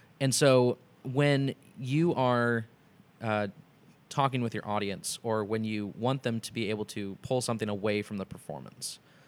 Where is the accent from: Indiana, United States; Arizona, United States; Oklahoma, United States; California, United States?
Indiana, United States; Indianapolis; I am from Indianapolis.